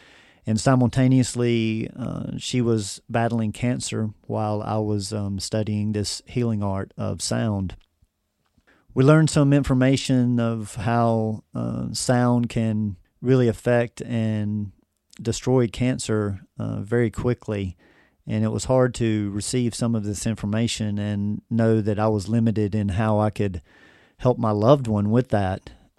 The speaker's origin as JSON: {"language": "English", "region": "North Carolina", "country": "United States", "tie": "born or raised there", "said": "Well, it all began back when I was born and raised in the Triad area of North Carolina, and I've lived here pretty much my whole life."}